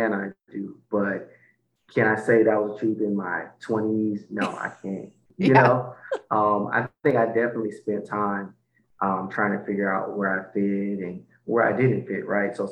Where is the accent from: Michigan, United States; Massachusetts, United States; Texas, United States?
Michigan, United States; Detroit; So I am originally from Detroit, Michigan.